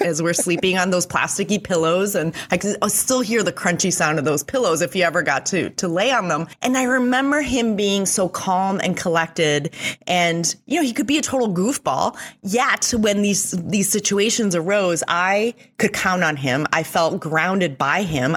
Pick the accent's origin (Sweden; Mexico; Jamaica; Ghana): Mexico; moved away; also born or lived in Switzerland; I grew up in Mexico